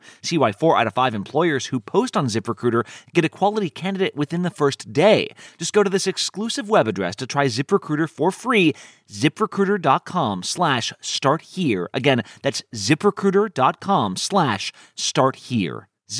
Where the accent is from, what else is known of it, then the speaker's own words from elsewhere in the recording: United States; as an American